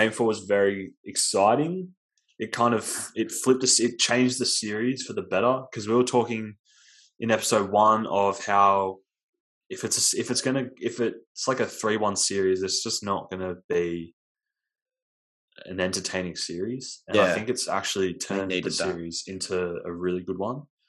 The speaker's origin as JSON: {"language": "English", "country": "Australia", "said": "we're sensitive Australian basketball fans"}